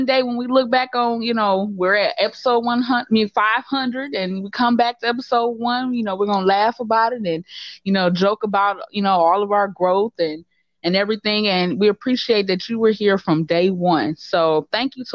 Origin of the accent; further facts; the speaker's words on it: Detroit, Michigan, United States; moved away as an adult; now in Chicago, United States; I'm not from Chicago. I'm a Detroiter.